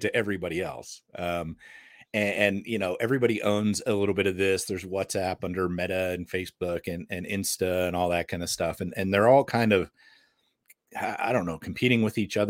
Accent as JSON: {"language": "English", "country": "United States", "said": "I'm American"}